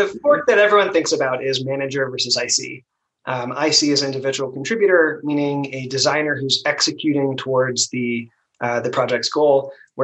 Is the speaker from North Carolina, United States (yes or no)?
no; Maryland, United States; I'm from Maryland